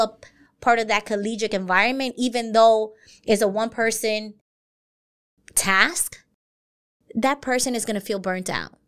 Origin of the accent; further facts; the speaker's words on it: New York City, New York, United States; I grew up in Brooklyn